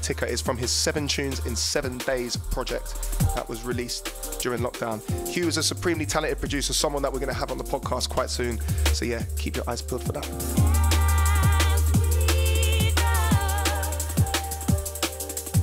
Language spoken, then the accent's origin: English; Kenya; moved away; my home country